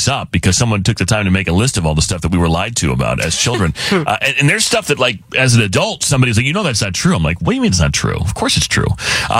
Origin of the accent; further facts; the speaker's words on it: Arizona, United States; growing up in Arizona.